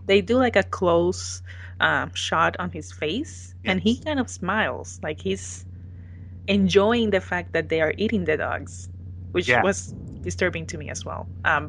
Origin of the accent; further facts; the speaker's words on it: Puerto Rico; a Puerto Rican actor from my home country.